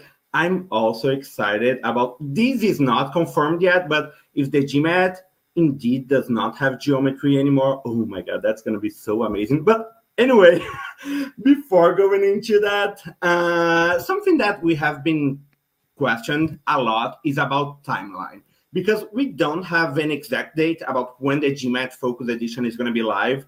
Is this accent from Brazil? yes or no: yes; Brazil; moved away as an adult; now in United States; I'm originally from Brazil